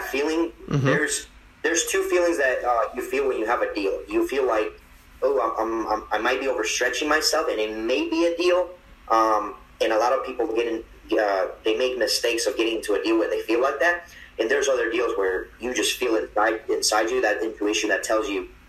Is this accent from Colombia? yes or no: yes; Medellín, Antioquia, Colombia; moved away; I'm from Medellin, Colombia